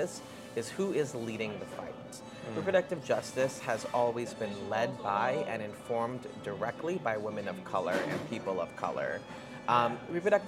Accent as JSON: {"language": "English", "town": "New York City", "region": "New York", "country": "United States", "tie": "born or raised there", "said": "I was born with asthma because I grew up in Queens in New York City"}